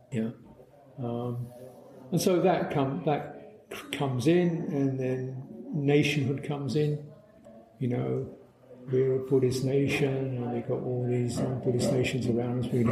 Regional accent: United Kingdom; can sympathize with it from a personal, local, cultural thing, you know, as we see in Britain. You know, we're British.

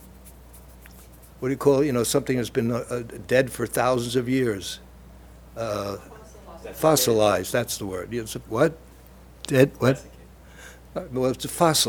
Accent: New York City, New York, United States; accent: Brooklyn; moved away as an adult; now in Cambridge, United States; I'm from Brooklyn

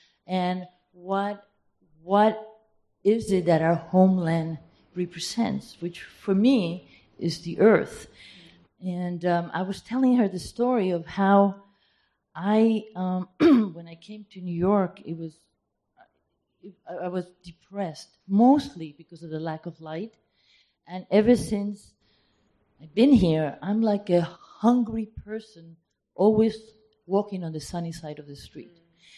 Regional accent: Peru

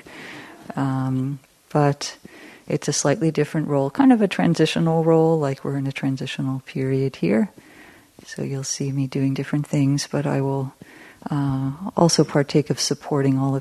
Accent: California, United States; also born or lived in Massachusetts; I've lived in California most of my life, but I was born in Massachusetts.

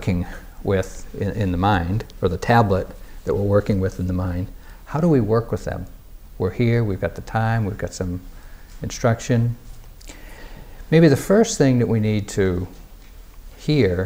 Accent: New England, United States; I'm a guy from New England

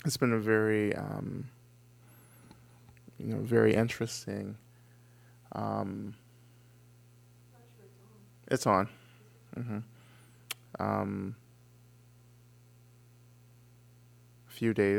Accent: Georgia, United States; moved away as an adult; also born or lived in Cambridge area, Massachusetts; I'm from Georgia. I grew up in Georgia.

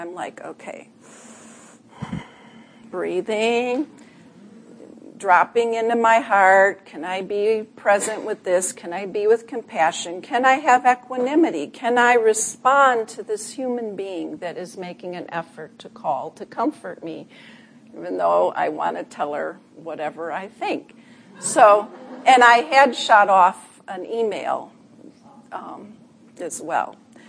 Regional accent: Chicago, Illinois, United States; I'm originally from Chicago, too.

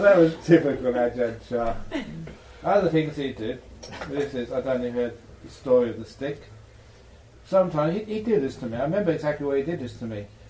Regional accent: England, United Kingdom; I was born in England

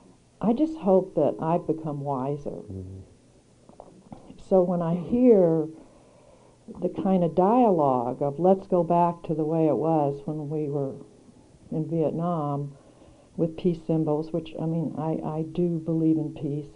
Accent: Mississippi, United States; moved away; also born or lived in Washington, D.C.; I grew up in Mississippi

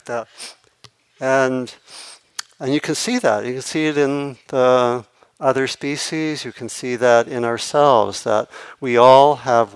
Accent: Maryland, United States; I grew up on the East Coast, and not so far from the ocean, or in Maryland

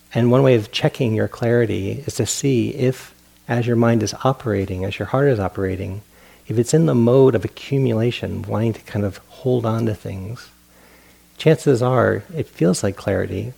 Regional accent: Providence, Rhode Island, United States; moved away; I grew up on the East Coast in Providence, Rhode Island

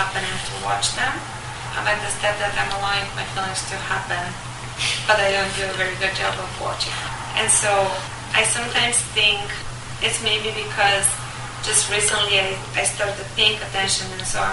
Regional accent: Bulgaria; moved away; My husband is American, I'm from Bulgaria

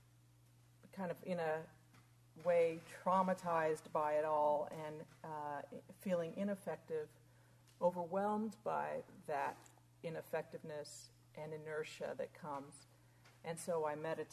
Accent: United States; as an American

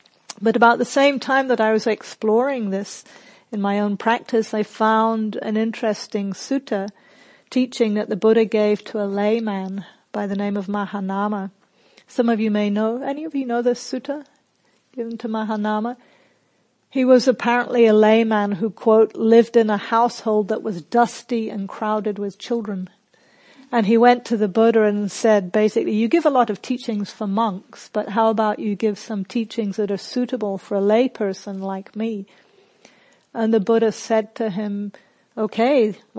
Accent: England, United Kingdom; also born or lived in New Zealand; now in Australia; So, for example, I grew up in England and New Zealand, and in both of those countries, you do not blow your own trumpet.

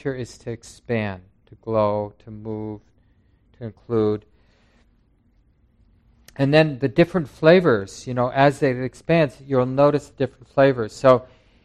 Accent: Minneapolis, Minnesota, United States; When I was young, growing up in North Minneapolis

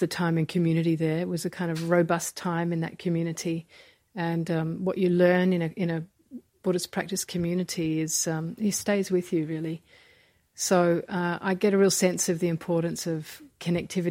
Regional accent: Australia; I'm from Australia

